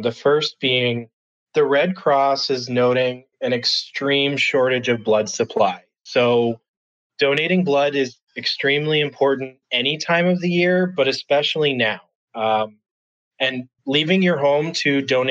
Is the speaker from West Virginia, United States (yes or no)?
no; Massachusetts, United States; now in Chicago, United States; I'm originally from the East Coast, from Massachusetts. I'm currently here in Chicago